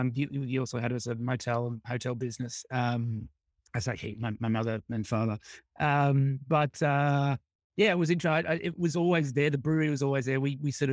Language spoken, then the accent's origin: English; Australia; Because I think that's something that in Australia some people toy with a bit, but it's at least when I was growing up, it wasn't necessarily the norm.